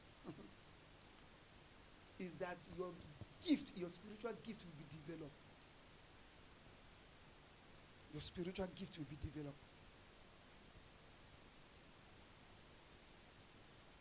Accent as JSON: {"language": "English", "country": "Nigeria", "said": "as a Nigerian guy"}